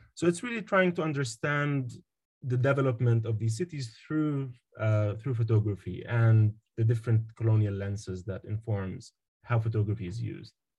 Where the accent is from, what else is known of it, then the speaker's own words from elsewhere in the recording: Jerusalem, Palestine; moved away as an adult; also born or lived in Ramallah / United Kingdom; now in United States; I was born in Jerusalem, actually, uh, but um, I hold the West Bank ID.